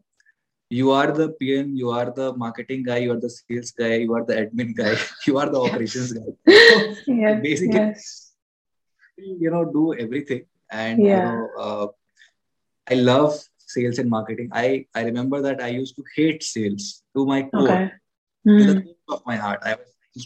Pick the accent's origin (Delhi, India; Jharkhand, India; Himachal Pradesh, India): Jharkhand, India; Ranchi; moved away; my hometown, Ranchi. I come from Ranchi, Jharkhand.